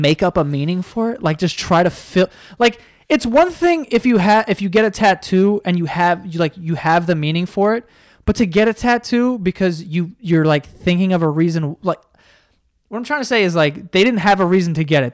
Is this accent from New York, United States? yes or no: yes; New York, United States; we're from New York